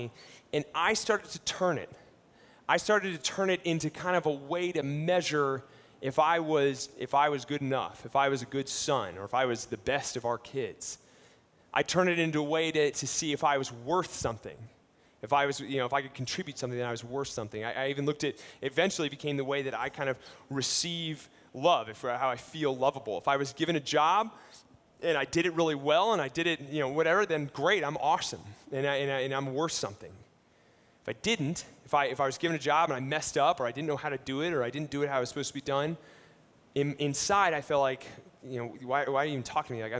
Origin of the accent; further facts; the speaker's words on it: Ohio, United States; I grew up in Ohio, and my family, we lived on a vegetable farm